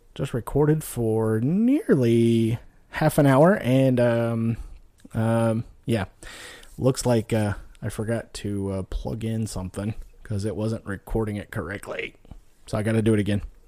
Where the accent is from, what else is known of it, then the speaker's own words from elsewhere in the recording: Nevada, United States; moved away; also born or lived in Texas / Louisiana; I grew up out west in Nevada, you know, moved to Texas, Louisiana, lived in the South for, you know, quite a long time